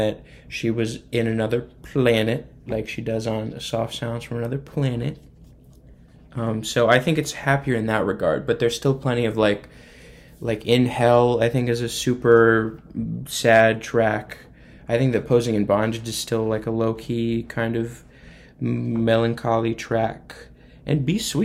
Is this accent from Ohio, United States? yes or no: no; northern Indiana, United States; I'm from Indiana. Kokomo is more in South Indiana. I'm from the north part, closer to Michigan